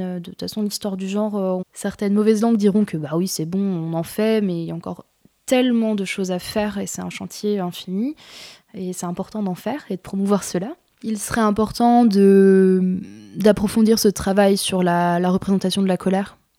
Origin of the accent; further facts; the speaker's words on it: Jura, Bourgogne-Franche-Comté, France; suis du Jura de base. Du coup, j'aimerais bien travailler aussi sur la Franche-Comté, qui est ma région d'origine